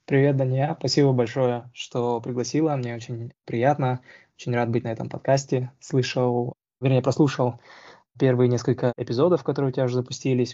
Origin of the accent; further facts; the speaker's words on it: Almaty, Kazakhstan; moved away as an adult; also born or lived in Moscow / Arizona / Indiana / California; now in Seattle, United States; Я на самом деле вырос в Алмате, закончил республиканскую физмат-школу